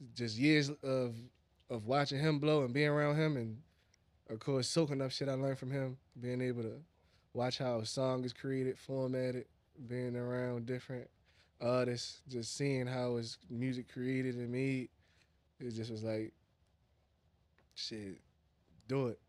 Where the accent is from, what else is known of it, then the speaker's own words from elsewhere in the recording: Baltimore, Maryland, United States; I'm from Northeast Baltimore